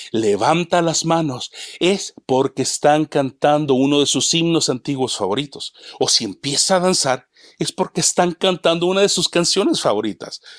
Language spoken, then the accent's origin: Spanish; El Salvador; now in Canada; no solamente en El Salvador, mi tierra natal, Sudamérica, México, Estados Unidos y Canadá, en donde resido con mi esposa e hijos actualmente.